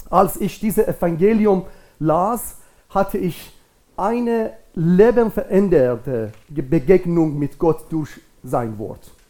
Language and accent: German; Iran; German is a second language; now in Germany; mit Gottes Wirken in meinem Leben und in meinem Heimatland in Iran äh, an euch zu teilen.